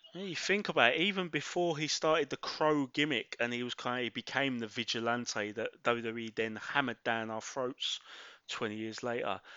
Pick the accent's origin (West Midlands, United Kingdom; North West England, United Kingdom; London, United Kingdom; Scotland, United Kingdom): London, United Kingdom; born and raised in Mile End, Bow, East London